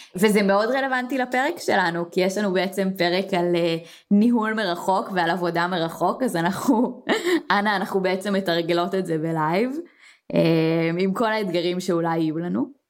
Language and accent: Hebrew; Israel; אנחנו ישראלים